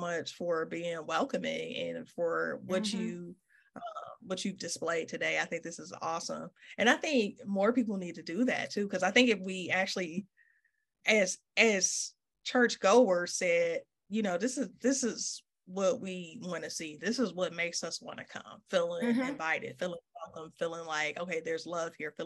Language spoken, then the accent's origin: English; Detroit, Michigan, United States; I'm from Detroit